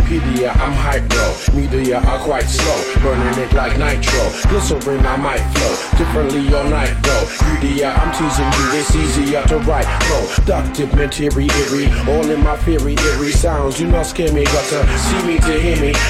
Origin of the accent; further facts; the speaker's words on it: Brixton, London, United Kingdom; growing up in Brixton. And I tell you what, I loved it.